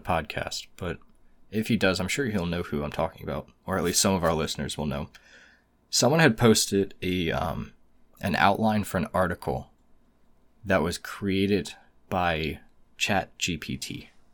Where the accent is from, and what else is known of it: United States